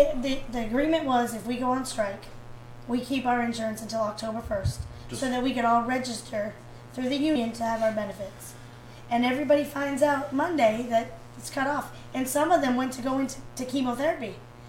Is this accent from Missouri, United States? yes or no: no; Massachusetts, United States; now in Tennessee, United States; I'm from Massachusetts. We came in here.